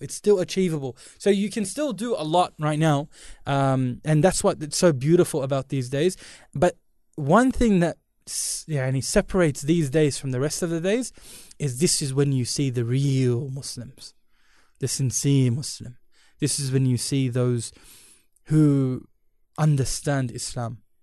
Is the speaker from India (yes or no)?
yes; India; I'm Indian.